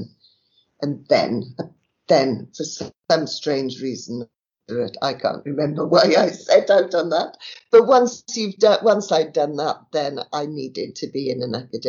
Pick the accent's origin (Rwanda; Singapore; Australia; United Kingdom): United Kingdom; South Wales; I was born in South Wales, in the valleys. My dad worked at down the mine, and my mother was a barmaid